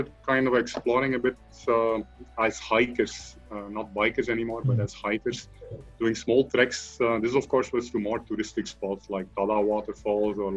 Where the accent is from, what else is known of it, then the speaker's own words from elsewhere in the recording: Flanders, Belgium; moved away as an adult; now in Chennai, India; I come from Belgium, the northern part, Flanders, which is pretty flat